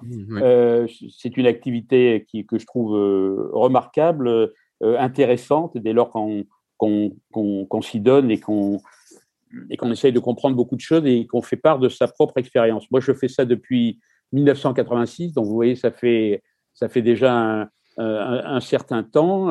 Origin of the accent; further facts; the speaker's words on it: Marseille, Provence-Alpes-Côte d'Azur, France; je suis né à Marseille